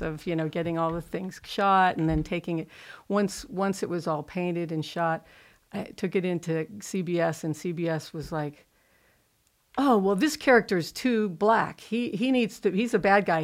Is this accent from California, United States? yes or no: yes; Pasadena, California, United States; I grew up in Pasadena, California.